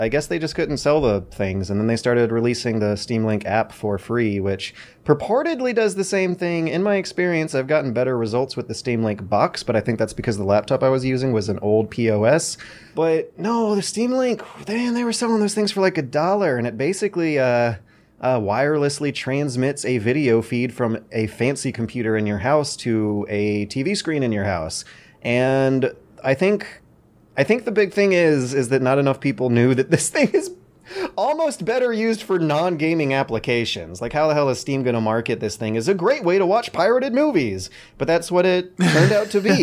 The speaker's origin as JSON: {"language": "English", "country": "United States", "tie": "born or raised there", "said": "born as an American"}